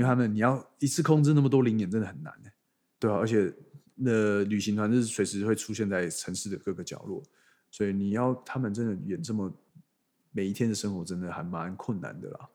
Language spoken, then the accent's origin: Chinese; Taiwan; 我是从台湾来